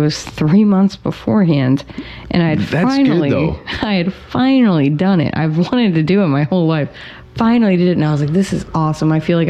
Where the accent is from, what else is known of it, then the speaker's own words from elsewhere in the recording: Massachusetts, United States; moved away; also born or lived in New York; growing up in Massachusetts